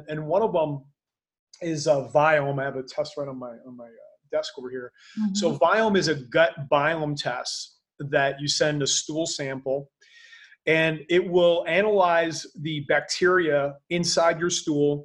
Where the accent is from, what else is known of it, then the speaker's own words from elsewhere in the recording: Canada; now in Panama; I'm Canadian, so I know what winters are like